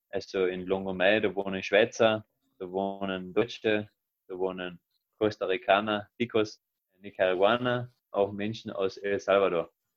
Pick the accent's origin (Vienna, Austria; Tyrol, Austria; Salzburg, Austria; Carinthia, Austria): Carinthia, Austria; nach Villach, nach Kärnten in mein Heimatbundesland